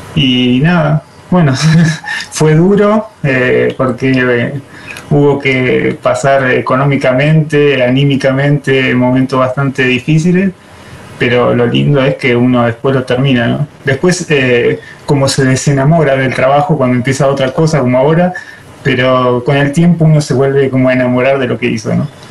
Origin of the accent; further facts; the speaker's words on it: La Pampa, Argentina; Yo soy de La Pampa